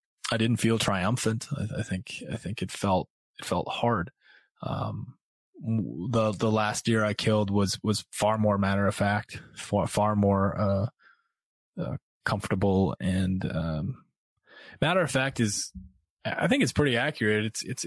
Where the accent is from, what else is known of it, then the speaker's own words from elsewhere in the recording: Midwest, United States; now in Brooklyn, United States; I grew up in the Midwest and that's what we did. You know, we fished and we hunted.